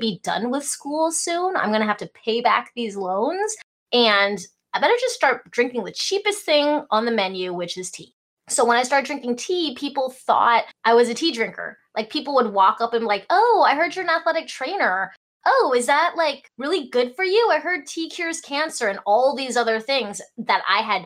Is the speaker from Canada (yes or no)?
no; Alaska, United States; English is a second language; also born or lived in Hong Kong / Idaho; I was born in Hong Kong, grew up in Alaska. English was not my first language